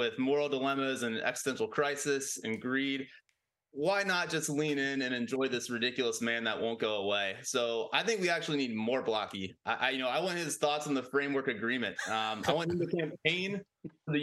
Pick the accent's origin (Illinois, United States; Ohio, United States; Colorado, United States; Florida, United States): Ohio, United States; Cincinnati; I'm from Cincinnati